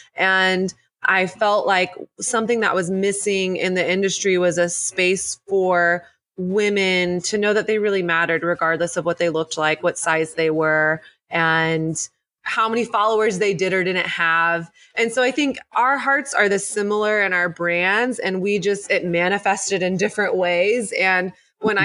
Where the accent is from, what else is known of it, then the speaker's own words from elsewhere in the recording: the South, United States; moved away as an adult; now in New York City, United States; I grew up in the South.